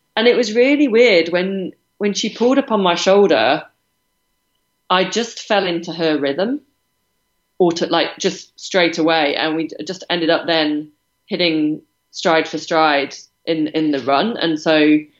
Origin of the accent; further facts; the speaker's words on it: United Kingdom; moved away; I'm British